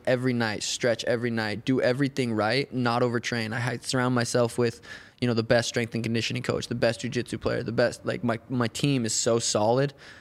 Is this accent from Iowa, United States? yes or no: no; Helena, Montana, United States; I'm from Helena, Montana